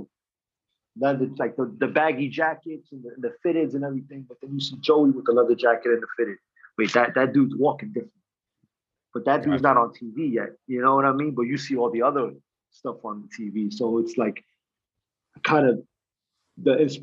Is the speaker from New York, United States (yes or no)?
yes; New York City, New York, United States; I'm from the Lower East Side